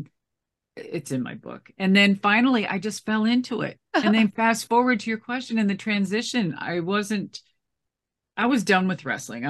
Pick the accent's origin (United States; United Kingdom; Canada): United States; Minneapolis, Minnesota; I'm from Minneapolis. I'm from Minnesota.